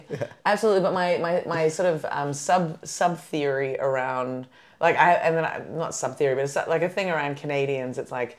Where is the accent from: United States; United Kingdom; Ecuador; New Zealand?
New Zealand; As a Kiwi, when I identify more as a Kiwi than an Aussie, I am very exotic.